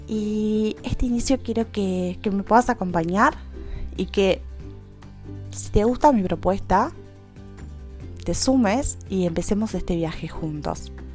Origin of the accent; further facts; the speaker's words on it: Uruguay; soy de Uruguay